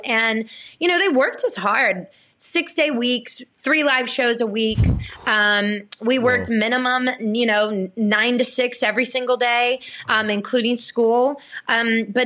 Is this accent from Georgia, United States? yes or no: yes; Blackshear, Georgia, United States; moved away; I was born and raised in Blackshear, Georgia